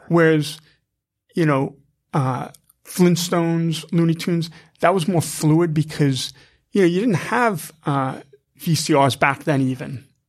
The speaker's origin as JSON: {"language": "English", "town": "Massapequa", "region": "New York", "country": "United States", "tie": "born or raised there", "also_born_or_lived": "Queens, New York", "lives_now": "New York City, United States", "said": "'cause I was born in Queens, raised on Strong Island, so, you know, we're living in a house, you know, out in Massapequa"}